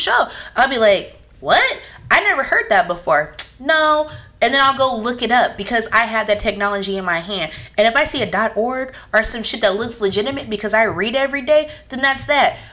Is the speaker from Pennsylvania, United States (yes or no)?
no; California, United States; We're from California